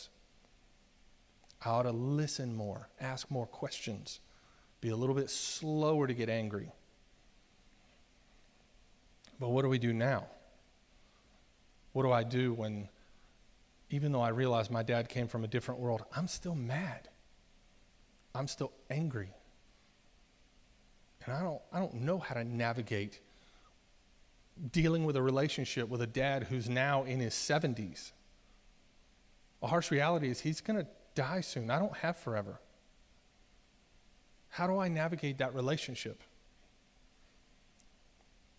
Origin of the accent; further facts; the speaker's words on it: Virginia Beach, Virginia, United States; I was born in 1976 in Virginia Beach.